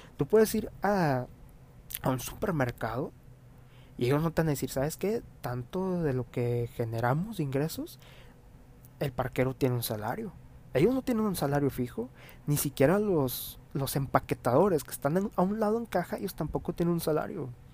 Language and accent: Spanish; Mexico; está ya arraigado a nuestra actitud como mexicanos